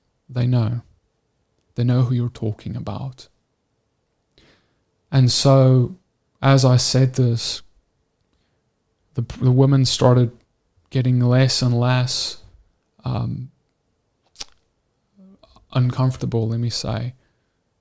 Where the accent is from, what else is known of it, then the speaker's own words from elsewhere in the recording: South Africa; we grew up in South Africa